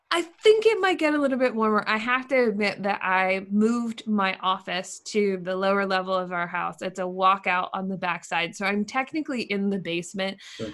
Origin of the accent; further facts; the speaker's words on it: Lancaster, Pennsylvania, United States; now in Maine, United States; I grew up in in Lancaster, Pennsylvania, so not too far outside of Philly